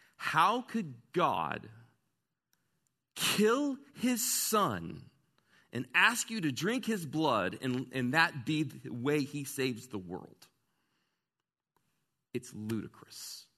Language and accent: English; Southern United States, United States; I grew up wrestling with when I was in the Bible, you know, growing up in the Bible Belt, but I never said out loud.